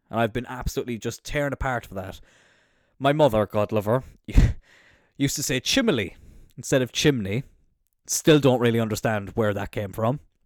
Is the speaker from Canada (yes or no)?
no; Cork, Munster, Ireland; I'm from Cork